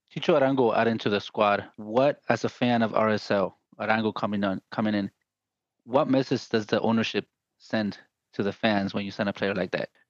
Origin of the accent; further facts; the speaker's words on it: Guatemala; I'm from Guatemala.